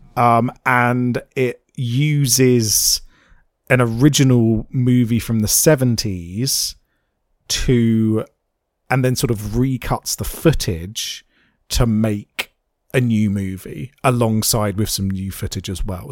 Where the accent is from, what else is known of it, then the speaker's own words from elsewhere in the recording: United Kingdom; I am in fact an old British man.